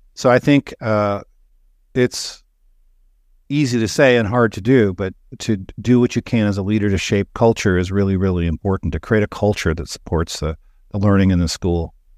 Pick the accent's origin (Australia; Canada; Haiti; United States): Canada; I grew up in Canada